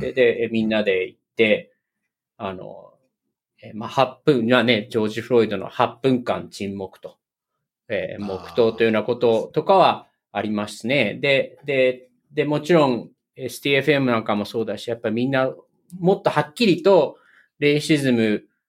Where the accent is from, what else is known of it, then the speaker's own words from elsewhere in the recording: Japan; moved away as an adult; now in United States; 僕の出身、日本